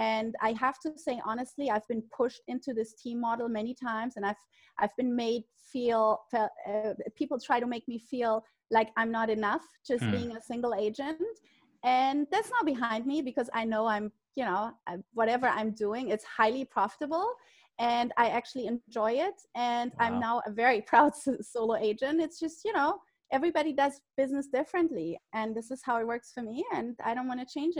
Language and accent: English; Germany; English is a second language; moved away as an adult; now in Miami, United States; I came from Germany as an au pair